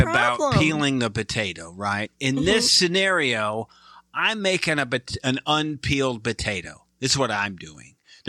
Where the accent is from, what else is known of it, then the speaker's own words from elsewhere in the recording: Michigan, United States; Because I'm from Michigan.